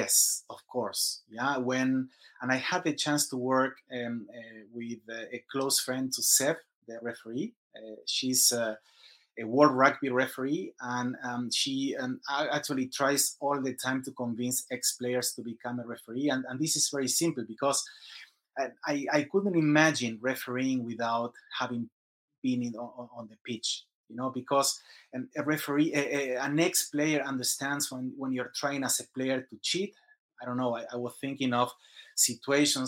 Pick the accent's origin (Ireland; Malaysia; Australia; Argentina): Argentina; moved away as an adult; also born or lived in Singapore; now in Sandnes, Norway; I'm from Argentina, and around 20 years ago, I left the country.